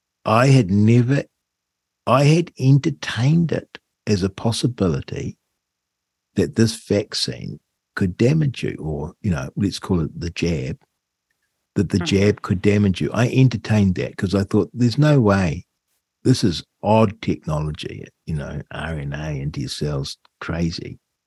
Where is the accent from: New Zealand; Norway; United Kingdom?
New Zealand; I had no horse in the race other than as a New Zealander.